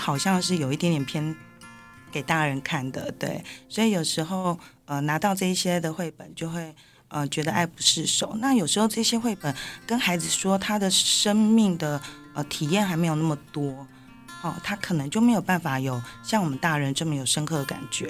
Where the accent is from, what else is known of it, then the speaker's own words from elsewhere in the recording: Taiwan; 我们台湾人